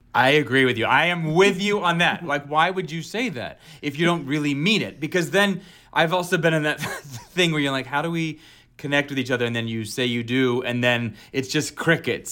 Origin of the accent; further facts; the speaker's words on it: Alexandria, Virginia, United States; also born or lived in upstate New York; I was raised in Virginia, Alexandria, Virginia. I'm from, I was born in upstate New York, and then we moved to Virginia